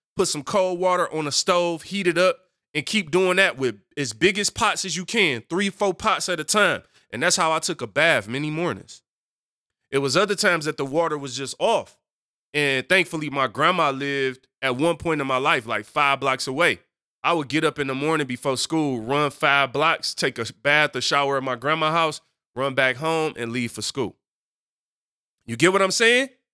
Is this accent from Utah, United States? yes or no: no; Detroit, Michigan, United States; I'm from Detroit